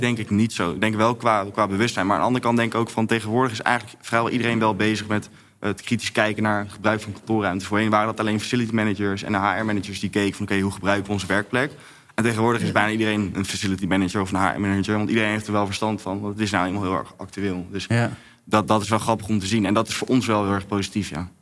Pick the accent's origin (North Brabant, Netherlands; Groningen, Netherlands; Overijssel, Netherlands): North Brabant, Netherlands; Bergen op Zoom; now in Amsterdam, Netherlands; ik ben geboren in Berg op Zoom